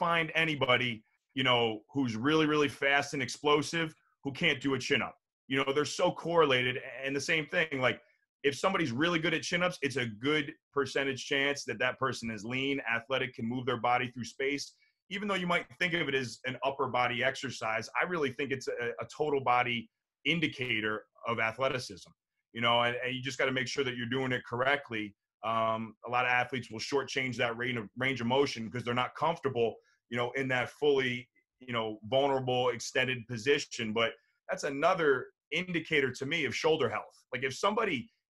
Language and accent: English; New Jersey, United States; growing up in New Jersey